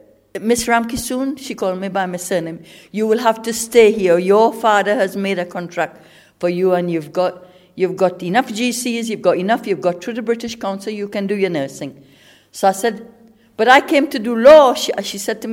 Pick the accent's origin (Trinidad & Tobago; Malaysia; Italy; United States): Trinidad & Tobago; moved away as an adult; now in England; I came from Trinidad. I was 18 years old. I came in 1968.